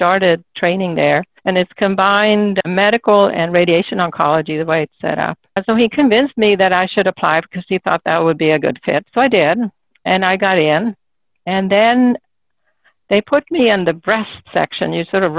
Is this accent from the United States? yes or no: no; Solna, Stockholm County, Sweden; moved away; I grew up in a suburb of Stockholm